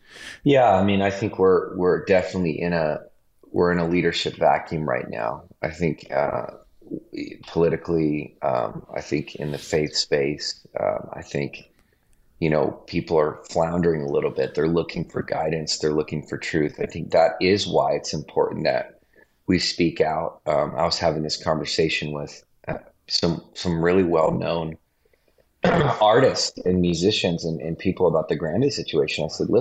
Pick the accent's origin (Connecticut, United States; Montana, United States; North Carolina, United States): Montana, United States; also born or lived in East Coast; now in California, United States; I grew up actually in Montana, which is why it's really funny that I'm in California right now